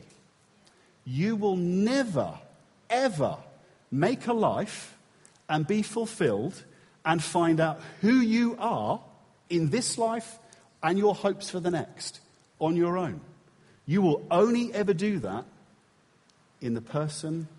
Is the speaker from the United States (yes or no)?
no; England, United Kingdom; we're English